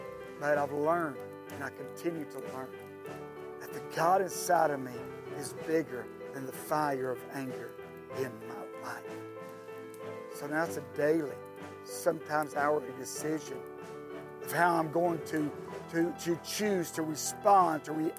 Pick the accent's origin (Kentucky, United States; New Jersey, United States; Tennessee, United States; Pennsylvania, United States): Tennessee, United States; also born or lived in California; I moved back home to Tennessee from California. And after about being back here, I met who had become my future wife, Denise.